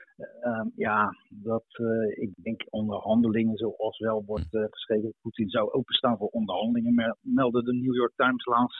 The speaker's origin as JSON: {"language": "Dutch", "country": "Netherlands", "tie": "born or raised there", "also_born_or_lived": "Russia", "moved": "as an adult", "lives_now": "Tver, Russia", "said": "in het dorp waar ik opgroeide geen buitenlanders. Dus we probeerde vooral Nederlands te leren."}